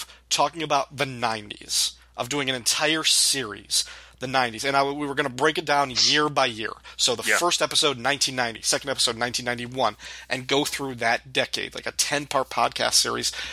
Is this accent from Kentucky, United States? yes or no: no; DeKalb, Illinois, United States; when we were growing up in DeKalb, Illinois, there was a record store called Record Revolution